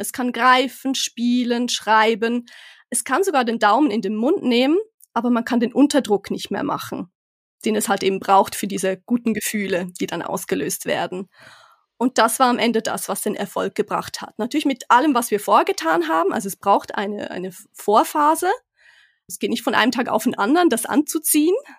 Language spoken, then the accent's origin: German; Switzerland; moved away as an adult; ich bin gebürtige Schweizerin, aber jetzt erst ganz frisch wieder mit meiner Familie zurück